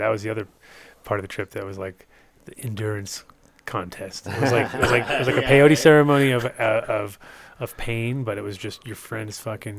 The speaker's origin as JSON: {"language": "English", "region": "East Coast", "country": "United States", "tie": "born or raised there", "said": "I was growing up on the East Coast, and East Coast kind of sucked, but I kind of went back and forth to the West Coast"}